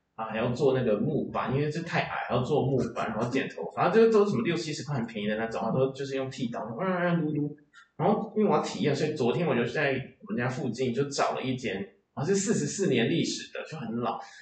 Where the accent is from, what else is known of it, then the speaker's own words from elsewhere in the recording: Chiayi, Chiayi City, Taiwan; moved away as an adult; also born or lived in Taipei / Edinburgh; now in Tamsui, Taiwan; 我从我在嘉义人，所以我们嘉义呢，没有就是捷运这种大众运输，然后我都是骑脚踏车以前